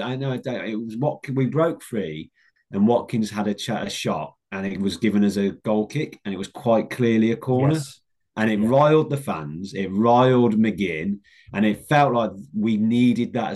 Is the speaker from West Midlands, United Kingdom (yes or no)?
yes; Black Country, West Midlands, United Kingdom; growing up in the Black Country